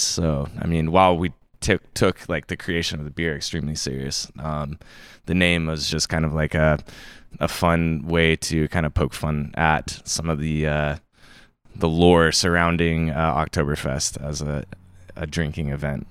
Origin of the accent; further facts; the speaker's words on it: Bonners Ferry, Idaho, United States; moved away as an adult; also born or lived in Jacksonville, Florida; now in Bellingham, United States; I grew up in, uh, in North Idaho, in this little town called Bonner's Ferry